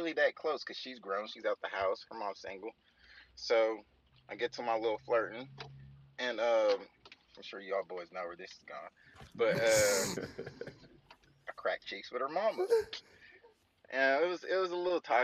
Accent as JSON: {"language": "English", "region": "Texas", "country": "United States", "said": "I'm from Texas."}